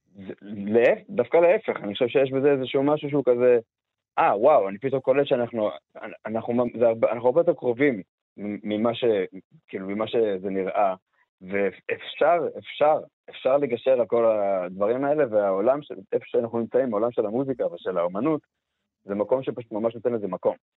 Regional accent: Beersheba, Southern District, Israel; moved away; אני מבאר שבע במקור

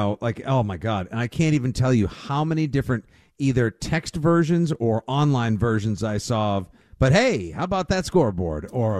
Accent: Braintree, Massachusetts, United States; I'm from Braintree, Mass.

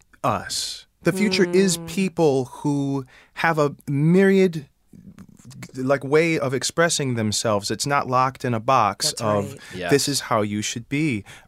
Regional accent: Detroit, Michigan, United States; I came from Detroit. I was a college dropout, and I was just believed in that, like, I'm going to go and be in a chorus, and then I'm going to be a star.

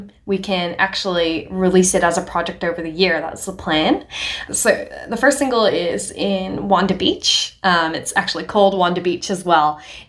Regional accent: Hong Kong; also born or lived in India; now in Australia; My parents are Nepalese ethnically, but I was born in India and I grew up in Hong Kong. Now I'm in Australia. My accent doesn't sound like any of those cultures.

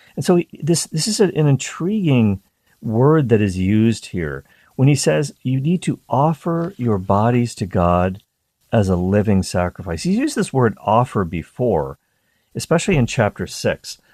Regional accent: East Coast of Canada, near Peggy's Cove, Nova Scotia, Canada; I grew up on the East Coast of Canada, very close to a place called Peggy's Cove.

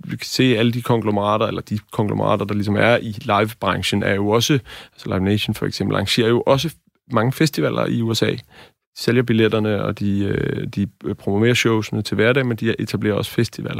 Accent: Bornholm, Capital Region of Denmark, Denmark; jeg er fra Bornholm, og øh, der var ikke nogen festivaler på, eller festival på Bornholm, da jeg voksede op

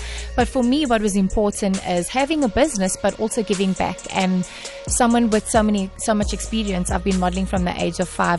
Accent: Durban, KwaZulu-Natal, South Africa; I will always be that girl from Wentworth, from Durban

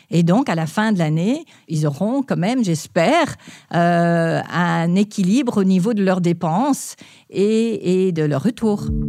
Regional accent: Palo Alto, California, United States; j'ai grandi en Californie, en particulier, j'ai grandi à Palo Alto

